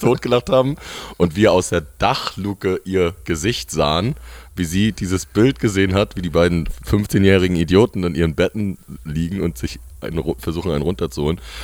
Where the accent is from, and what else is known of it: Rostock, Mecklenburg-Vorpommern, Germany